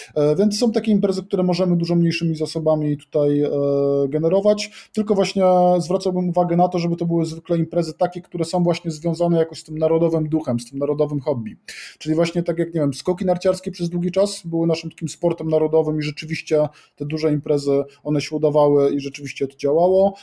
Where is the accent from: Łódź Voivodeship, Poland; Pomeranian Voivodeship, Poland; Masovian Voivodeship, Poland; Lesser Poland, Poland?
Lesser Poland, Poland; Kraków; jestem z Krakowa